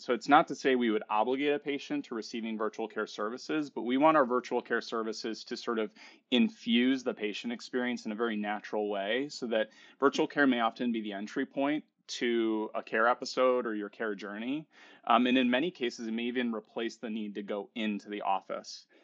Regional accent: Chicago, Illinois, United States; I'm from Chicago

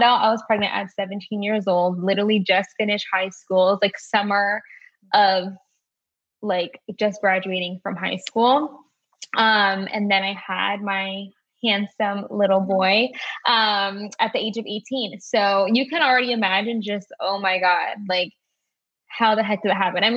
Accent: Maryland, United States; So I'm from Maryland. I've been born and raised. I've lived in the same city for literally all of my life.

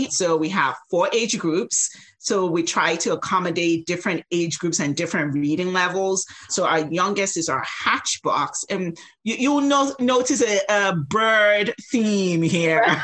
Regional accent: United States; you know, I'm Nigerian American. And so growing up, it was like, you're either a doctor or, you know, an engineer.

